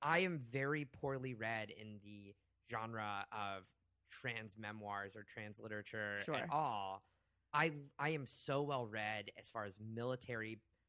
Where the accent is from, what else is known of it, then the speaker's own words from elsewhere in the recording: Oklahoma, United States; moved away as an adult; also born or lived in Boston; so I grew up in Oklahoma